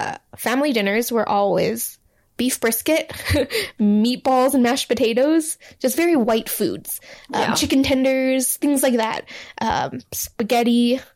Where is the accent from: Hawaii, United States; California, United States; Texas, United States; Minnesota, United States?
Hawaii, United States; moved away as an adult; also born or lived in Hebei, China; now in Los Angeles, United States; I was raised in Hawaii, which is very heavily Asian. So white people are definitely the minority.